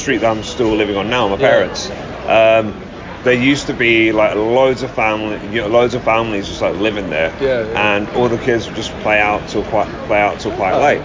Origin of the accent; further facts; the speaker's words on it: London, United Kingdom; I grew up in London, man. I'm a city boy through and through.